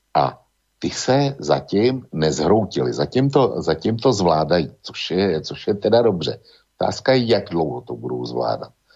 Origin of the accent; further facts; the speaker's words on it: Bohemia, Czechia; U nás v Čechách